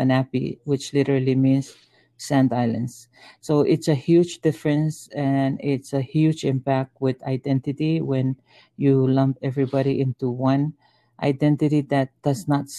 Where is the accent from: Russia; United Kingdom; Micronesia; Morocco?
Micronesia; Onoun, Chuuk; now in Hawaii, United States; I'm from Onon and from Chuuk State.